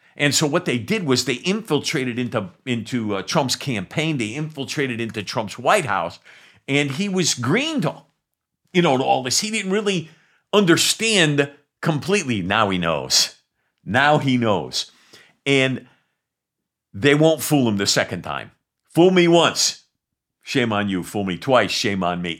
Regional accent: New England, United States; I love New Englanders. I'm from New England

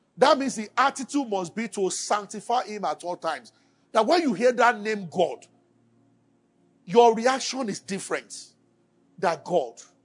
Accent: Abeokuta, Ogun State, Nigeria; moved away as an adult; also born or lived in Kaduna; I grew up in Abeokuta

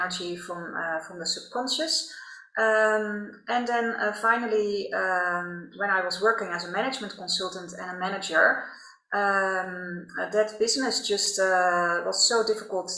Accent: Netherlands; accent: Dutch; English is a second language; also born or lived in Rotterdam; I'm Dutch, by the way, as you can probably hear by my accent

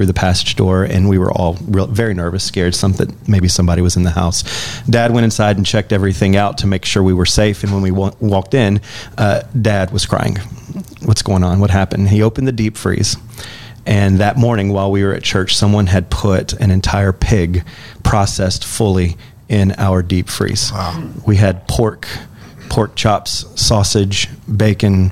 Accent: Fairview, United States; I'm also a rural boy. I grew up in Fairview

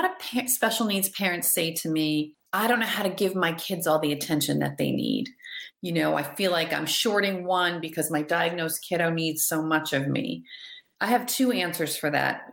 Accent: New Hampshire, United States; we're from New Hampshire

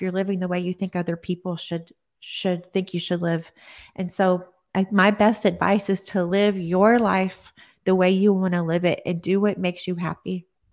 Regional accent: Odessa, Texas, United States; now in Austin, United States; I am from Texas, Odessa, Texas, and I have lived here in Austin, Texas now

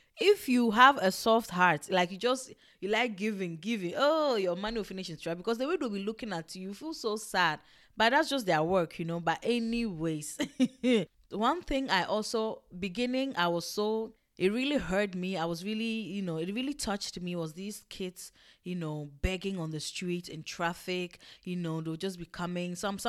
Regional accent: Ghana; born there; Me, that I thought, oh, me, I was born in Ghana, I have the blood, I have everything, my skin is tough, back to the motherland

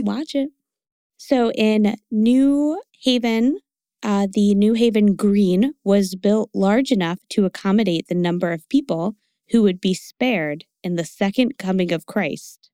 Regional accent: Connecticut, United States; born or raised there

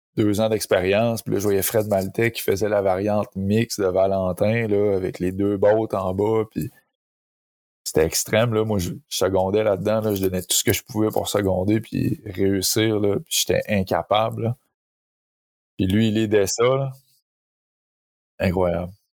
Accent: Saint-Lambert-de-Lauzon, Quebec, Canada; je viens de, je viens de la sud de Québec, Saint-Lambert de Lauzon, qui est un petit village

